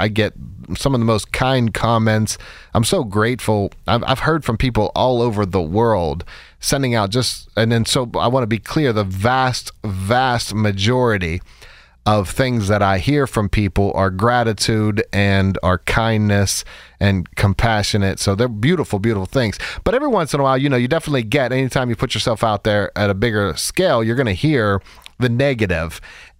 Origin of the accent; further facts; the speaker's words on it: Pittsburgh, Pennsylvania, United States; And we were out west, and we're both from Pittsburgh. So we decided, look, we'd both like to come back home and, have our daughter grow up around family.